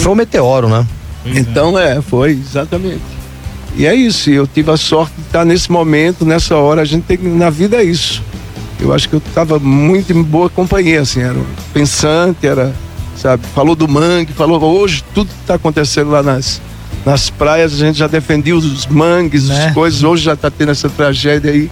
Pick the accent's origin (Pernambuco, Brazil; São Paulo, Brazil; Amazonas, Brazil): Pernambuco, Brazil; Agreste, interior of; also born or lived in France / Recife; eu sou do interior de Pernambuco, sou do Agreste.